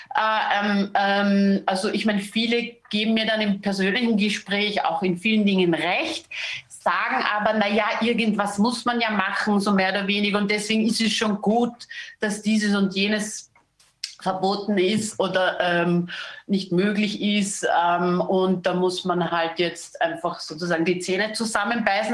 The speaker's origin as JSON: {"language": "German", "country": "Austria", "said": "bei uns in Österreich"}